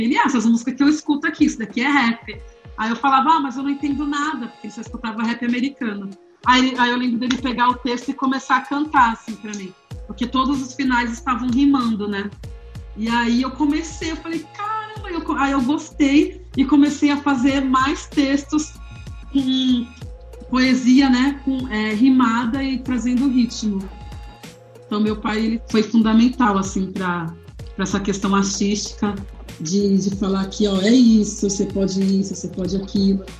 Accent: Santos, São Paulo, Brazil; moved away as an adult; now in São Paulo, Brazil; eu nasci em Santos no dia 13 de maio de 1985

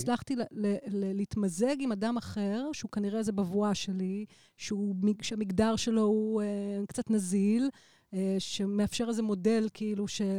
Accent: Israel; אני גרה בבית שנולדתי וגדלתי בו

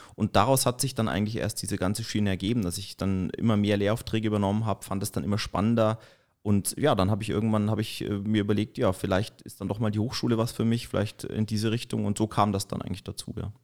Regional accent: Erlangen, Bavaria, Germany; also born or lived in Baiersdorf / Forchheim; Ich komme eigentlich aus Erlangen, gebürtiger Erlanger

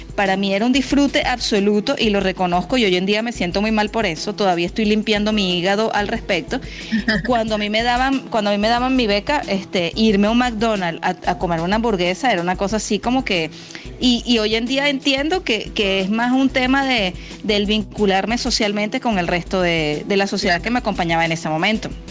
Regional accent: Venezuela; teníamos una fisionomía como venezolanos

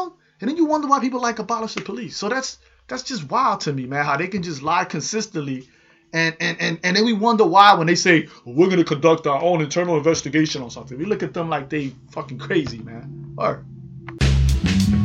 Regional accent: New York City, New York, United States; I'm from the Bronx

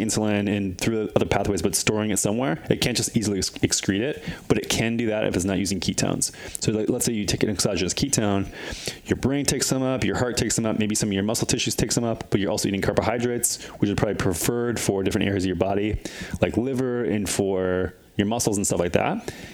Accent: Midwest, United States; moved away; I grew up in the Midwest

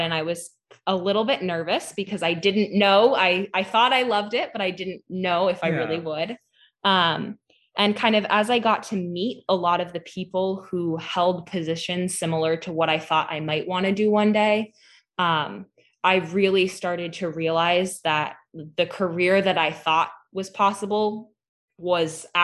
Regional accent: Hadley, Massachusetts, United States; I'm from Western Mass. I'm from Hadley, which is right near UMass Amherst

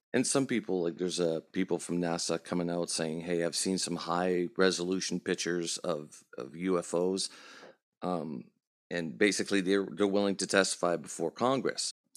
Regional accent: Canada; We're Canadian too

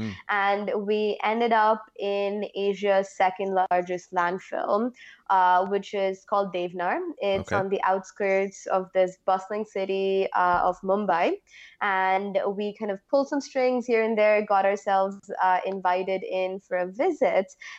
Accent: Oman; moved away; also born or lived in India; I'm ethnically Indian. I grew up in the Middle East

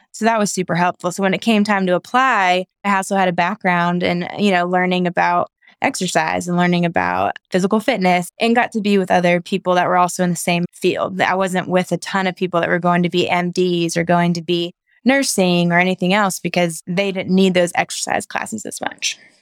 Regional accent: Knoxville, Tennessee, United States; moved away as an adult; also born or lived in Chattanooga, Tennessee; now in Nashville, United States; I'm from Knoxville, Tennessee, and went to school in Chattanooga

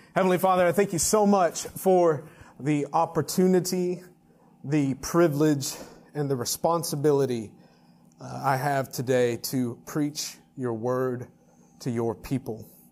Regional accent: Texas, United States; now in Fayetteville, United States; my home state of Texas and then my current state of Arkansas

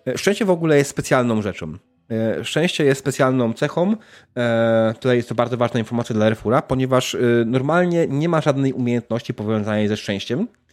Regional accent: Canada; tylko ja jestem z Kanady

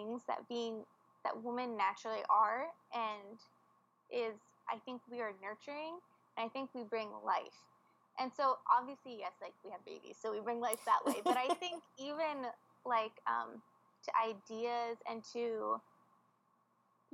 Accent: United States; moved away as an adult

